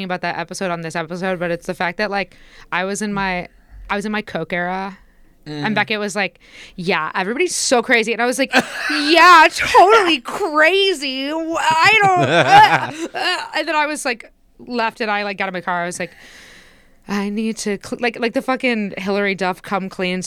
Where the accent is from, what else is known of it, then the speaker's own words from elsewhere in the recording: Indiana, United States; I grew up in Indiana.